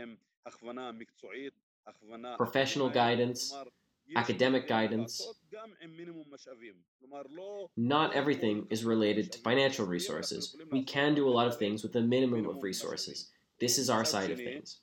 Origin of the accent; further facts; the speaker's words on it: Umm al-Fahm, Haifa District, Israel; my hometown